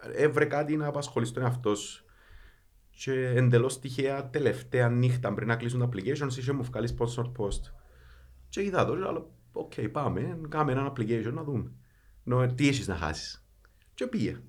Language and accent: Greek; Kaimakli, Nicosia District, Cyprus; είμαι από το Καϊμακλή